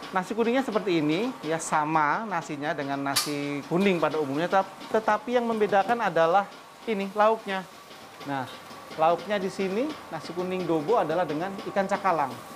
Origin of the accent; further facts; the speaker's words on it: Java, Indonesia; sebagai orang Jawa, saya